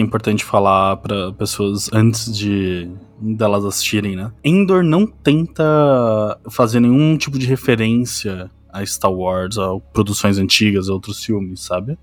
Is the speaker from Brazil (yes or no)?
yes; São Paulo, Brazil; also born or lived in Diadema; Eu, eu é nasci em Diadema, mas eu vim me vendo inteira em São Paulo, tá ligado? Então minha cidade de Natal é São Paulo